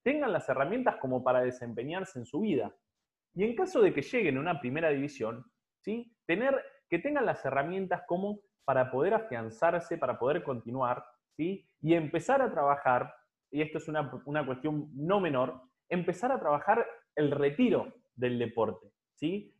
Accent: Santa Fe, Argentina; me recibí en la Universidad Católica de Santa Fe, de, ciudad de donde soy

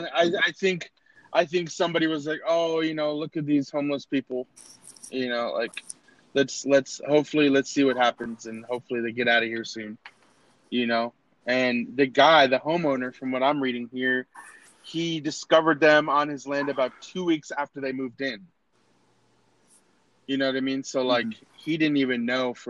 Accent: United States

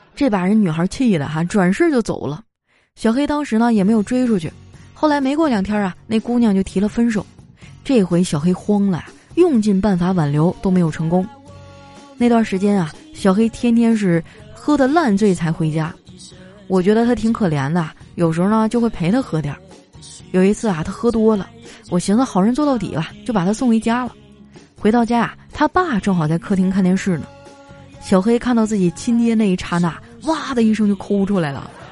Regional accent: Qitaihe, Heilongjiang, China; moved away; 我老家七台河也没有疫情啊。我爸成天叫我回去啊

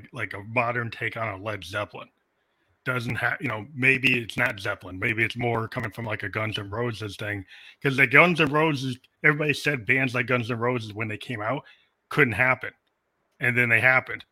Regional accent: Massachusetts, United States; also born or lived in Morgantown, West Virginia; I was living in Massachusetts most of the year, and then I go to Morgantown, West Virginia

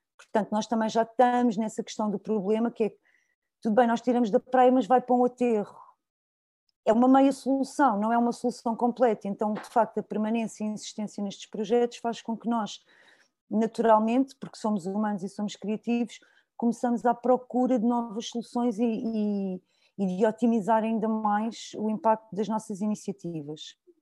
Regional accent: Sintra, Lisbon, Portugal; sou de Sintra

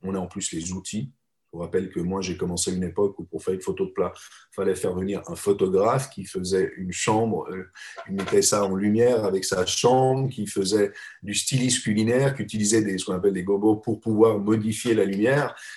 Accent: Geneva, Switzerland; moved away as an adult; now in Paris, France; je suis un Suisse, je suis né à Genève

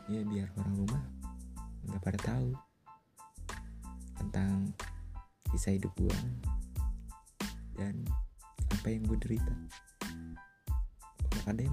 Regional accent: North Sumatra, Indonesia; Pokoknya gue dari Batak untuk sedikit bercerita tentang ya bisa keluh kesah aja sih

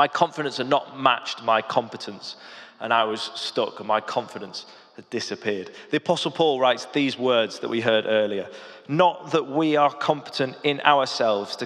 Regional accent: the Lake District, North West England, United Kingdom; moved away; also born or lived in London; I grew up in the Lake District

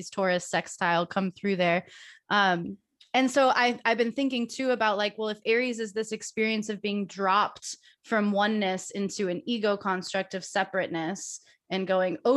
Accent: Ohio, United States; moved away as an adult; also born or lived in Chicago, Illinois; We grew up in Ohio together, so we've both lived in the Midwest together our entire lives

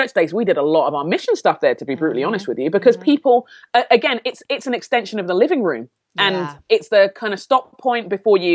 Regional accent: London, United Kingdom; moved away as an adult; also born or lived in Sheffield; now in United States; I grew up in London

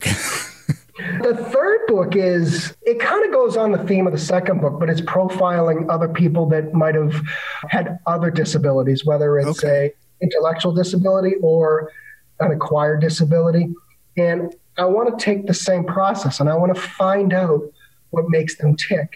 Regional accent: Boston, Massachusetts, United States

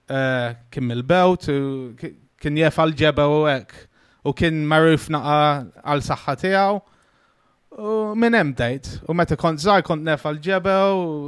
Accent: England, United Kingdom; now in Malta; jien Malti, trabbejt in Guterra, eh, mewċ 15 sena Ingilterra, mewċ skola jem sekundaria.

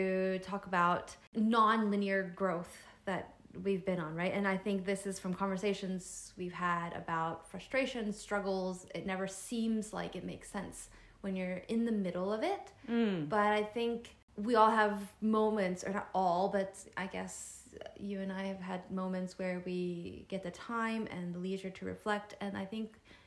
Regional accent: United States; As Asian American, Chinese American

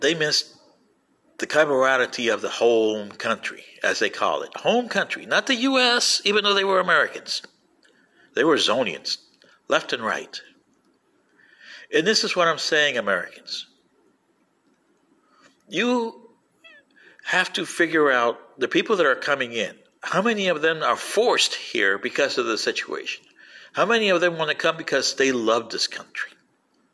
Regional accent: Panama; moved away as an adult; also born or lived in Lincoln Park, Michigan; now in United States; I was Panamanian in my home country

